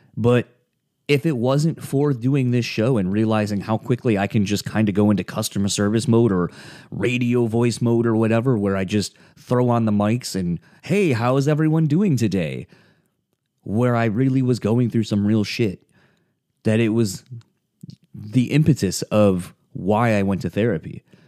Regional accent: East Coast, United States; growing up in the East Coast

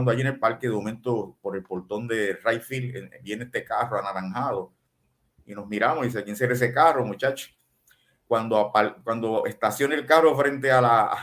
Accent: Nicaragua; Como nicaragüense, como yo me hubiese sentido, Dios mío, pero ¿qué es esto? ¿Qué más, qué más puede pasar? Nos pasa este terremoto y ahora Roberto Clemente venía para acá y perdió la vida por nosotros.

